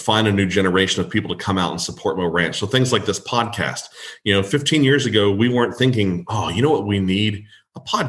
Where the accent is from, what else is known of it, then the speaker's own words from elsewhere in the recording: Kerrville, Texas, United States; I'm from Kerrville.